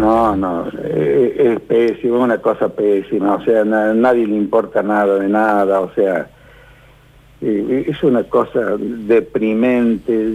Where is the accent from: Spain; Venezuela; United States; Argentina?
Argentina; somos nosotros los argentinos